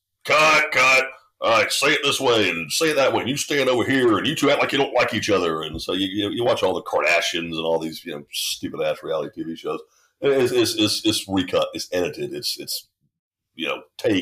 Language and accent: English; Statesboro, Georgia, United States; I was born in Statesboro, Georgia, which is, today it's a town of maybe 30,000 people